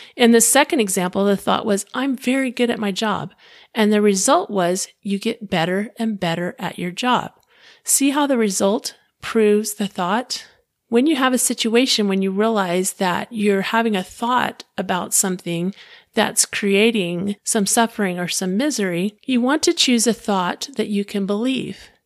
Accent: Clearwater, Florida, United States; I was living in my hometown of Clearwater, Florida

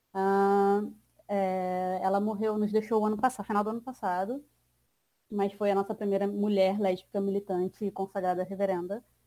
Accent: Baixada Fluminense, Rio de Janeiro, Brazil; sou cria da Baixada Fluminense

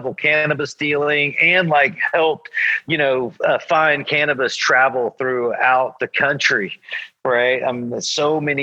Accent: Georgia, United States; moved away as an adult; also born or lived in California / Oklahoma City; I grew up in Georgia and moved to California when I was like in my early 20s

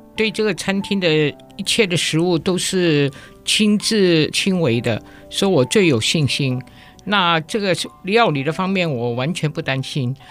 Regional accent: Hong Kong; now in Taiwan; 我们香港人吃东西，最怕寒掉

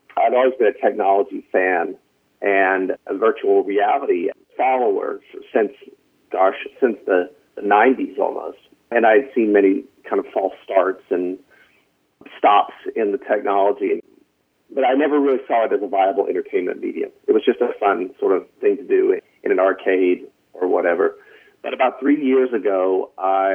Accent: North Carolina, United States; moved away as an adult; now in Los Angeles, United States; I'm from North Carolina. I don't know if you can hear it in my voice.

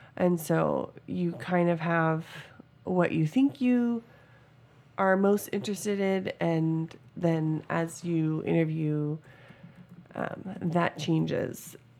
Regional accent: Washington, United States; moved away as an adult; now in Georgia, United States; we're originally from Washington

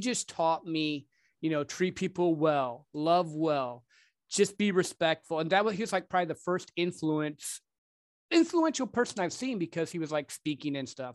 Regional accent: Michigan, United States; also born or lived in Dallas-Fort Worth area, Texas; now in Dallas, United States; I grew up actually in, uh, Michigan

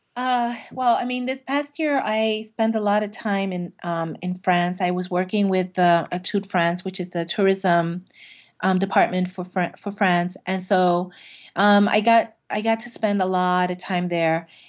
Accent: New York City, New York, United States; I'm from Brooklyn

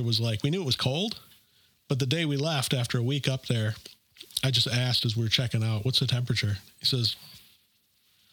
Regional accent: Minnesota, United States; also born or lived in Fargo, North Dakota; I'm from Minnesota

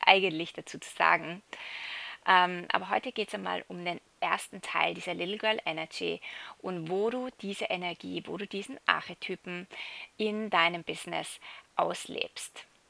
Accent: Salzburg, Austria; moved away as an adult; ich bin gerade in Europa, in Salzburg, äh, in meiner alten Heimat

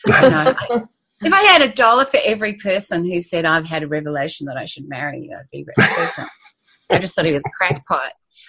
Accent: Christchurch, Canterbury, New Zealand; We grew up in Christchurch, New Zealand, in adjacent wards, and then in a similar and then in the same ward.

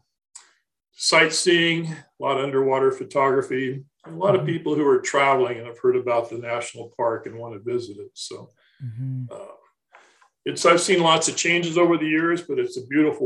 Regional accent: Ventura County, California, United States; I grew up in Ventura County and was on the water from the time I was a teenager

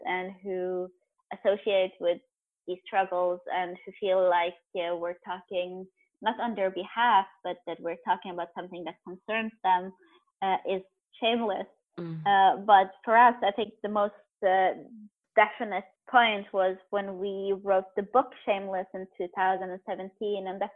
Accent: Norway; also born or lived in Beirut, Lebanon; I was born in Beirut, but I've lived almost my whole life in Norway

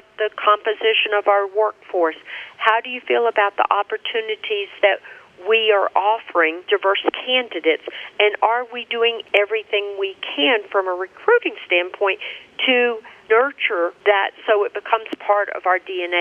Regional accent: Birmingham, Alabama, United States; Birmingham, Alabama, my hometown

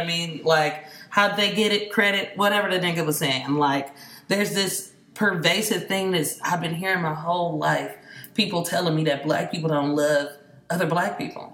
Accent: Bay Area, California, United States; I grew up in the Bay Area

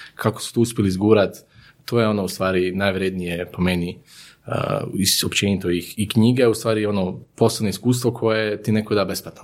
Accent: Zagreb, City of Zagreb, Croatia; moved away as an adult; now in Vinkovci, Croatia; rođen u Zagrebu i roditelji sam iz Zagreba, ali sam evo prije nekih 11 godina preselio u Slavoniju, to jest u, u Vinkovce

